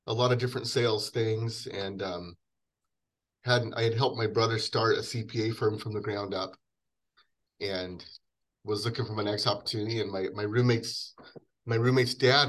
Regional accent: Wenatchee, Washington, United States; I grew up in Wenatchee, Washington, the apple capital of the world

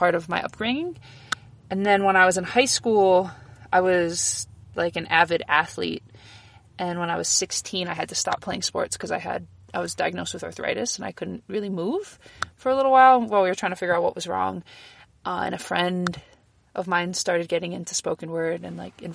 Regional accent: Honolulu, Hawaii, United States; also born or lived in Kailua, Hawaii; I'm from Oahu, Palolo Valley, born and raised. And now I live on the slopes of Olomana in Kailua.

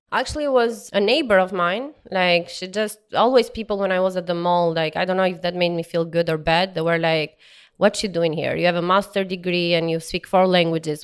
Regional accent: Albania; English is a second language; moved away as an adult; also born or lived in Tirana, Albania; now in Houston, United States; I'm from Bloor, Albania, which is in southeast of Albania.

